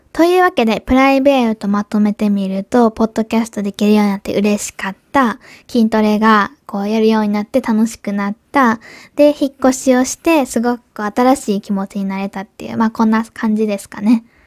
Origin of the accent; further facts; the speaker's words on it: Kobe, Hyogo, Japan; accent: Kansai dialect; also born or lived in Osaka / Germany / Tokyo; 私、今東京じゃなくて神戸、地元に帰ってきているんですけ